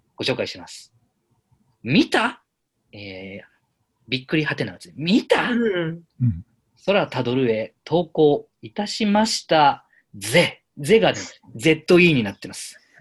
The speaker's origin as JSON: {"language": "Japanese", "region": "Yamanashi", "country": "Japan", "tie": "born or raised there", "said": "僕の、えー、と出身の山梨"}